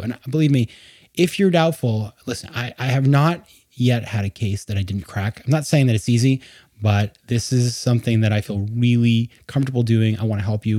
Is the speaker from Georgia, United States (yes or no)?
no; Maine, United States; moved away; also born or lived in New York; my home state of Maine in New England